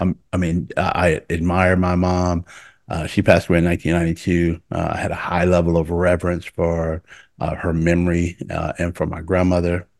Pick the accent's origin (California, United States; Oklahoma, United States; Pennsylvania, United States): Oklahoma, United States; Oklahoma City; moved away as an adult; I'm from Oklahoma City, but I wasn't from a dense part of Oklahoma City